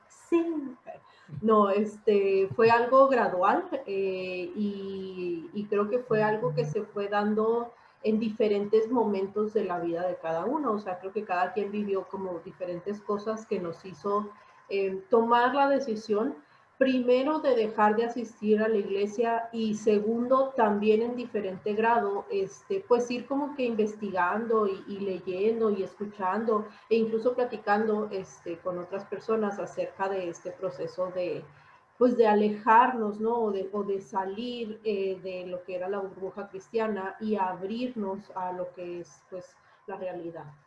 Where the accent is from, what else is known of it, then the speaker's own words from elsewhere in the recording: Chihuahua, Mexico; somos de Chihuahua